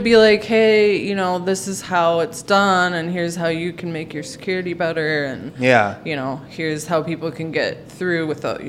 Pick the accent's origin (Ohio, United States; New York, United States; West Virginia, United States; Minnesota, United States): Minnesota, United States; St. Louis Park; I grew up in like St. Louis Park, first tier suburb of Minneapolis.